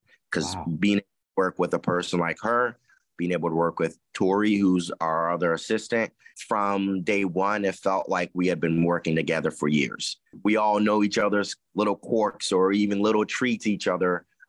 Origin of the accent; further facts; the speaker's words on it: Columbus, Ohio, United States; I mean, I grew up in Columbus, and Columbus is it's Buckeye City. It's Buckeye Town. You grow up loving Ohio State.